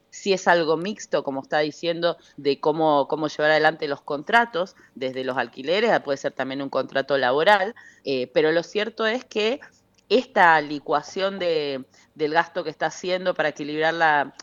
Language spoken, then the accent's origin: Spanish; Misiones, Argentina; yo soy de Misiones